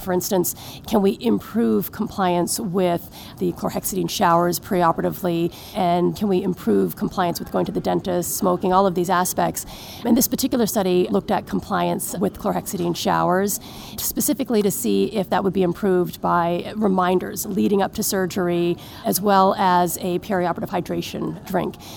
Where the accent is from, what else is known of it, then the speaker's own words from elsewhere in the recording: Newfoundland and Labrador, Canada; moved away as an adult; also born or lived in Montreal / Hamilton / Calgary / Los Angeles; now in Boston, United States; I was born and raised in Newfoundland